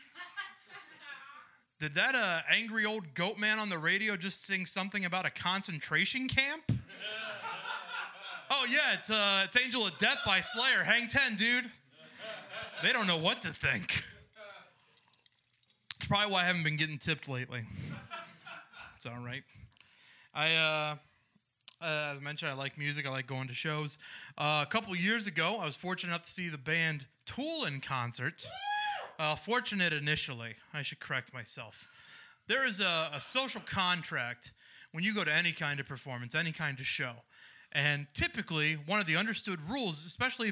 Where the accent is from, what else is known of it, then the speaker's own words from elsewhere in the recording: Cardington, Ohio, United States; also born or lived in Marion, Ohio; I'm from a small nowhere town called Cardington, Ohio.